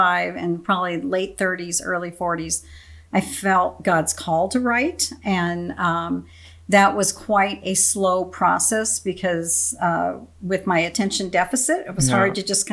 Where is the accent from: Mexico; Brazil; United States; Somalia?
United States; Phoenix, Arizona; moved away as an adult; also born or lived in Omaha, Nebraska; now in Wichita, United States; born and raised in Arizona, and we lived in Omaha 28 years